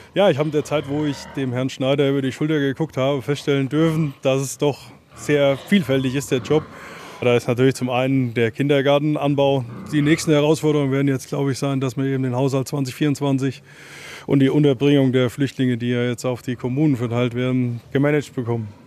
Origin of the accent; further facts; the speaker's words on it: Ulrichstein, Hesse, Germany; Ich bin halt schon sehr heimatverbunden und würde auch gerne meiner Heimat was zurückgeben